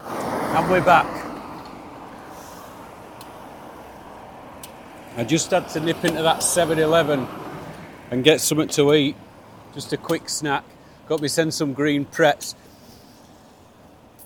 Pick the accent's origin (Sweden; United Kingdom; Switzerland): United Kingdom; Yorkshire and the Humber; moved away; as a Yorkshireman